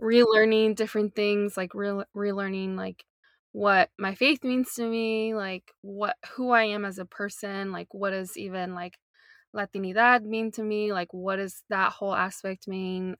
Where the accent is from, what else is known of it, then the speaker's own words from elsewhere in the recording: North Carolina, United States; moved away as an adult; also born or lived in Portland; now in Long Beach, United States; I was born and raised in North Carolina, in the good old South